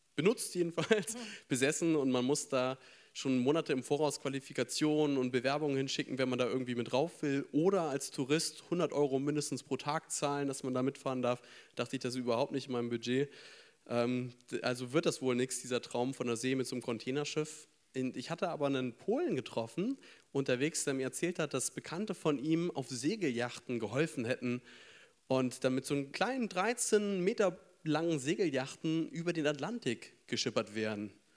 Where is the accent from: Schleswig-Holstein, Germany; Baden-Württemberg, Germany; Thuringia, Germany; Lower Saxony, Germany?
Schleswig-Holstein, Germany; moved away as an adult; now in Frankfurt, Germany; ich bin theoretisch gemütlich auf dem Land groß geworden und zwar in Schleswig-Holstein